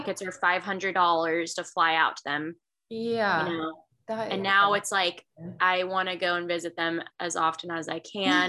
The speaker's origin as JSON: {"language": "English", "town": "Annapolis", "region": "Maryland", "country": "United States", "tie": "born or raised there", "also_born_or_lived": "Idaho / Texas", "moved": "as an adult", "said": "I grew up in Maryland. I've lived in Maryland my entire life. I'm from Annapolis"}